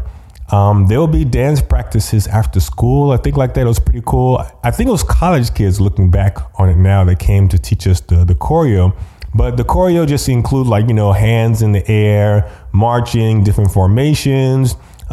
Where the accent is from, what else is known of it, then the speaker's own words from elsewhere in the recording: Austin, Texas, United States; also born or lived in Lubbock, Texas / New Brunswick, New Jersey; for fourth grade, we were back in Texas, but we were in Austin, actually, which is actually where I'm living now